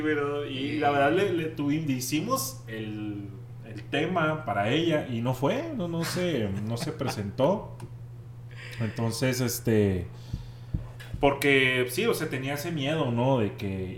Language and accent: Spanish; Monterrey, Nuevo León, Mexico; now in Ojinaga, Mexico; yo soy de Monterrey